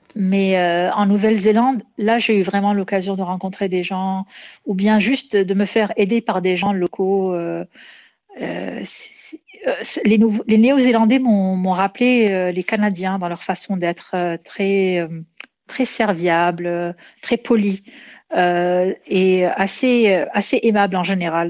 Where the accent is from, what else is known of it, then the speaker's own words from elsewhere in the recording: Morocco; now in Montreal, Canada; au Maroc, mon pays d'origine